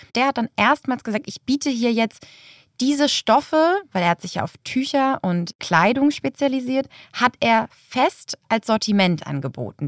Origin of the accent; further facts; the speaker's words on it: Lübeck, Schleswig-Holstein, Germany; moved away; also born or lived in Hamburg; in meiner Heimatstadt Lübeck